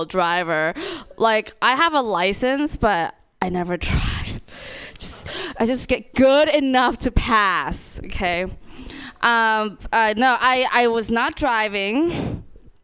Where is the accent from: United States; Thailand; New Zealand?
Thailand; moved away; I'm also from Thailand. Yes, so Thai girl